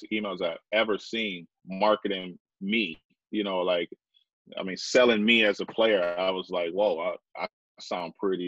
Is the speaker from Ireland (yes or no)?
no; Vancouver, British Columbia, Canada; I'm from Vancouver. You know, I live on Vancouver, Canada.